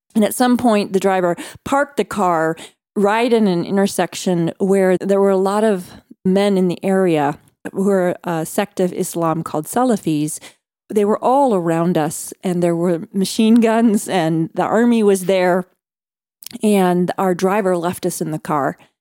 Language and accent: English; Midwest, United States; I was growing up in America's heartland in the cornfields